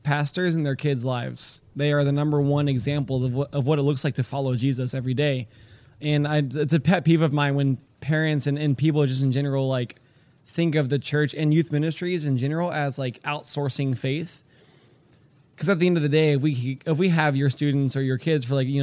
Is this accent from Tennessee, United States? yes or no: no; Houston, Texas, United States; now in Pennsylvania, United States; I grew up in Houston and grew up in a Christian home